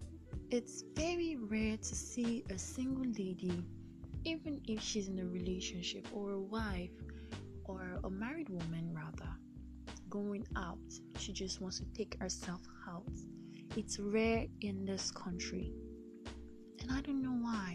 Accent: Delta, Nigeria; I'm from Delta State, Lake Nigeria, West Africa.

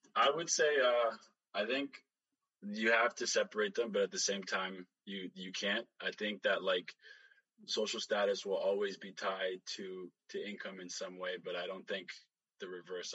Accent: Canada; when we immigrated here, I was five, super young. We grew up in the North End

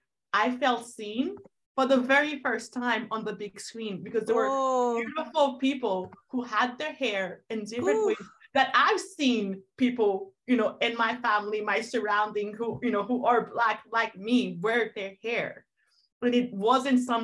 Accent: Haiti; moved away; I am not African American by birth, I am from Haiti, so Afro-Caribbean

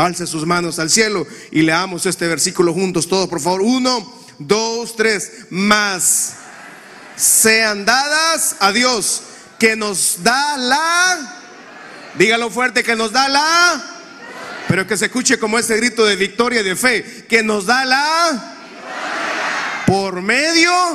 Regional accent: Honduras; Yo tengo 40 años de edad y desde que tengo uso de razón escucho violencia en mi país

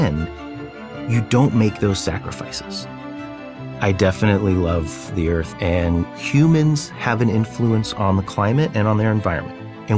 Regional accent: Fresno, California, United States; also born or lived in Wrocław, Poland / Chicago, Illinois; I grew up in Fresno, California, where we received political asylum and eventually citizenship

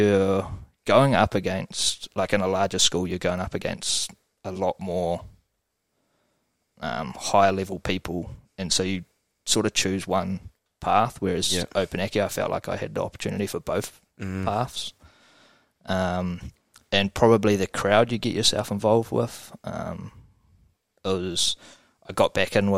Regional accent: Taranaki, New Zealand; also born or lived in Wales; I was born in Wales, moved over to New Zealand when I was 2.5, and then lived in Taranaki ever since

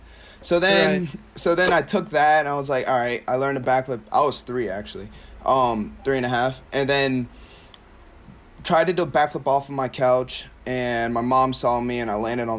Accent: Maryland, United States; also born or lived in Nigeria; I'm from Maryland. I'm from Maryland

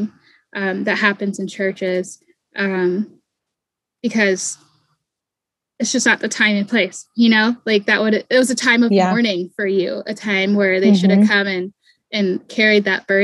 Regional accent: East Coast, United States; now in Southern US; I was raised on the East Coast too.

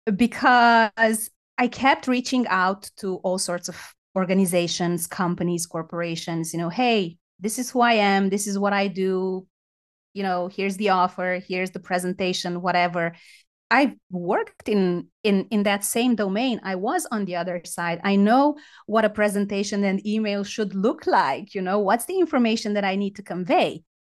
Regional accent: Romania; I'm from Romania

